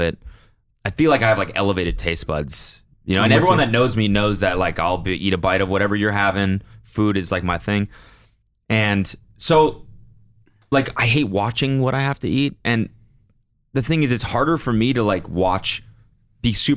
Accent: Canada; As a Canadian

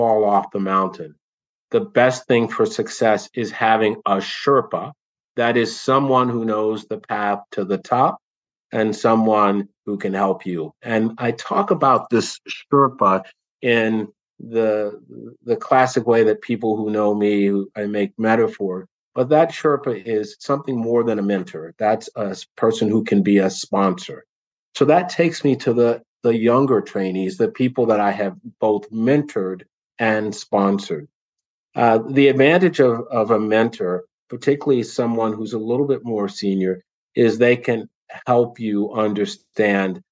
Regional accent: the South, United States; I am an African American male, cisgendered, who was born and raised in the South.

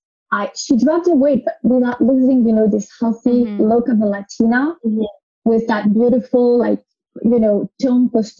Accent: United States; moved away; also born or lived in France; I grew up in the United States, but to French parents

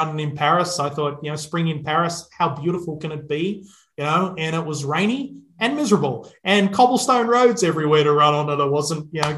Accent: Melbourne, Victoria, Australia; accent: Australian; you're picking up the accent, it's Australian, and born and raised in Melbourne, Australia

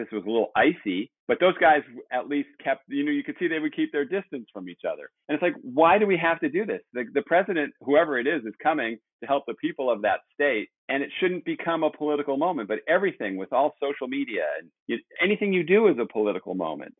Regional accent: Los Angeles, California, United States; I grew up in Pacific Palisades

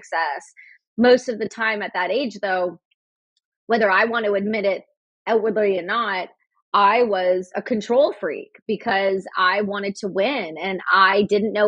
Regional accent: Canada; Me being Canadian, we're right above you.

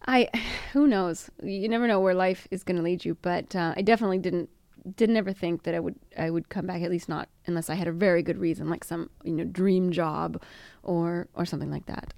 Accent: United States; now in Italy; being American

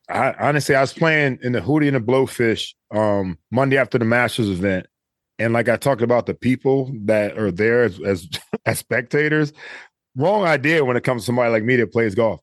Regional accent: Cleveland, Ohio, United States; moved away; I grew up in Cleveland, Ohio

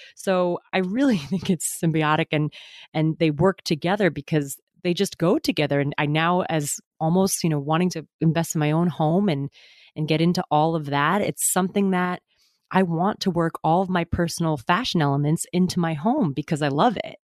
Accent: Westport, Connecticut, United States; moved away as an adult; also born or lived in New York City; now in New York, United States; My family is from my hometown in Westport

